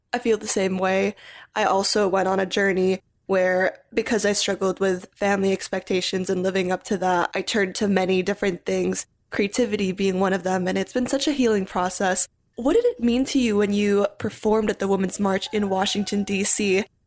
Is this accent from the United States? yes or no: no; Philippines; I grew up in the Philippines my whole life